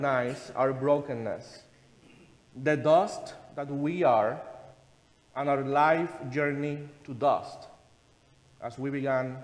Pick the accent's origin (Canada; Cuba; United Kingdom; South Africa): Cuba; moved away; being a kid in Cuba, my home country, where my grandmother used to pray and make the sign of the cross in my sick body.